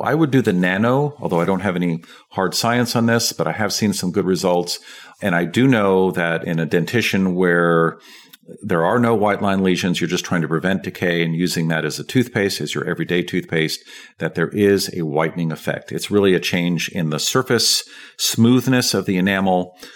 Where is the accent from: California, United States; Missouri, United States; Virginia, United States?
California, United States; San Francisco; I grew up in San Francisco, and it's a fluoridated water supply.